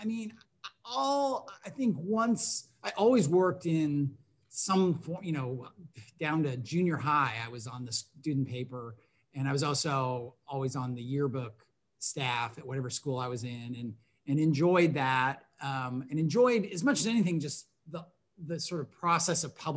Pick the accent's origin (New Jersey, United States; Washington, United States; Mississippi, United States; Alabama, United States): Washington, United States; Tacoma; moved away as an adult; also born or lived in Connecticut / New York; now in Memphis, United States; I grew up in Tacoma, Washington, south of Seattle